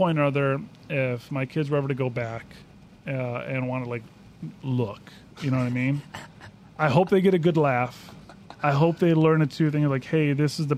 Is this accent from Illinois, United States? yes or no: yes; Chicago, Illinois, United States; moved away as an adult; growing up in Chicago